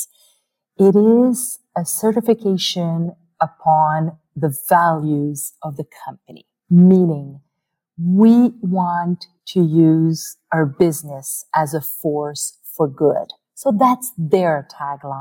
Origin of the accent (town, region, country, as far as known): Canada